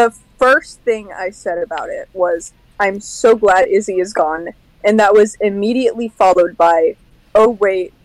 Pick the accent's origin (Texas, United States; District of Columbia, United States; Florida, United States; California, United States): Florida, United States; I'm a proud Floridian. I am born and raised in Florida